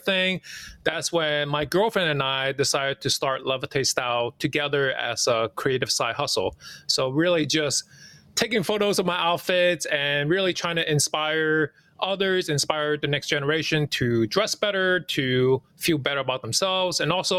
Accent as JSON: {"language": "English", "town": "New York City", "region": "New York", "country": "United States", "tie": "born or raised there", "second_language": "English", "said": "You know, as an immigrant growing up in New York City, you know, I didn't speak the language right away."}